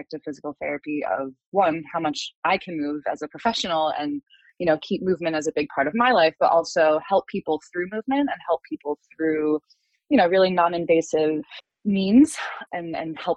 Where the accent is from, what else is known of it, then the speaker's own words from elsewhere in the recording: New Jersey, United States; I'm originally from New Jersey